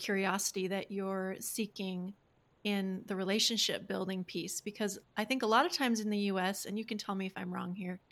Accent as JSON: {"language": "English", "country": "United States"}